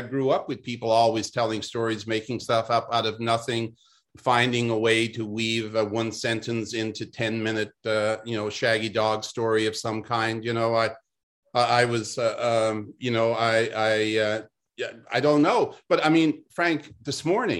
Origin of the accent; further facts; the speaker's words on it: Renews, Newfoundland and Labrador, Canada; I was born in Newfoundland in a fishing village called Renews